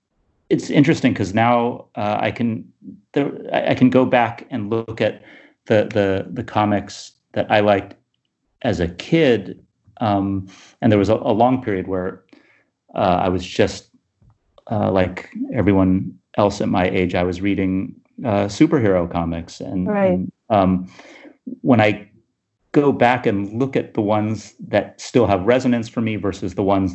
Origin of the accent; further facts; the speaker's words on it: Sacramento, California, United States; I moved from Sacramento to Berkeley to go to college when I was 18.